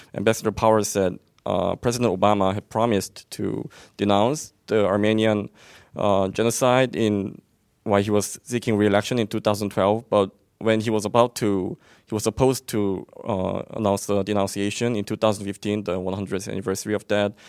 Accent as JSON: {"language": "English", "country": "South Korea", "moved": "as an adult", "said": "I'm a exchange student from South Korea"}